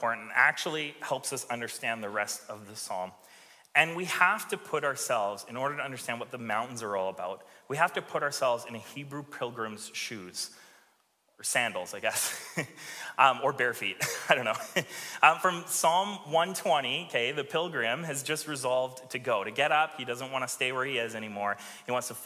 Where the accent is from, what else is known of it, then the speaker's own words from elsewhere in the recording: Alberta, Canada; now in Victoria, Canada; I grew up in Alberta, and so looking at the mountains was a thing